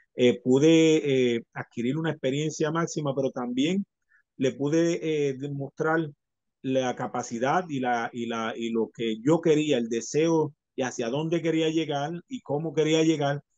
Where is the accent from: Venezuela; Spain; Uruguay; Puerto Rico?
Puerto Rico; el campeón de Puerto Rico, porque no iba a representar eh, nada más ni nada menos que a mi pueblo, a mi gente, a lo que, a lo que yo pertenezco